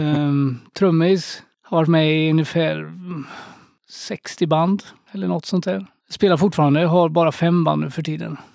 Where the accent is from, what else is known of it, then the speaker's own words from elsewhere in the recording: Skövde, Västra Götaland, Sweden; Jag växte upp i Skövde som man kanske kan höra på min dialekt.